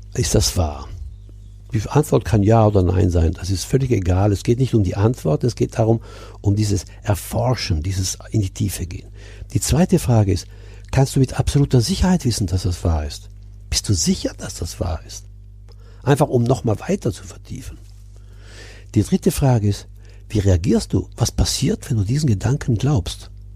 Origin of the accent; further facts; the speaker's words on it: Milan, Lombardy, Italy; now in Burgwedel, Germany; Ich bin ja in Mailand geboren, in Italien, in einer deutschen Familie, also meine Eltern waren Deutsche. Äh, abgesehen von der deutschen Schule, die ich besucht habe, der Rest war italienisch. Ich bin als Italiener aufgewachsen